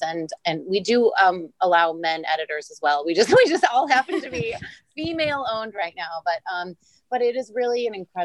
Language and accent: English; Bloomfield Hills, Michigan, United States; now in Palm Beach, United States; I grew up in the Midwest